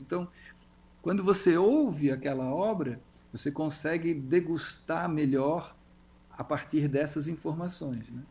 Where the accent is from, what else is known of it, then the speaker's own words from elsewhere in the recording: Florianópolis, Santa Catarina, Brazil; eu sou de Florianópolis